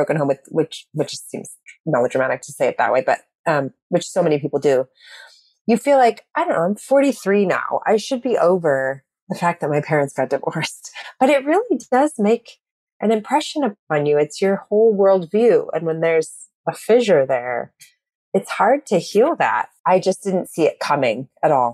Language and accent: English; Eureka, California, United States; Northern California, a little tiny town called Eureka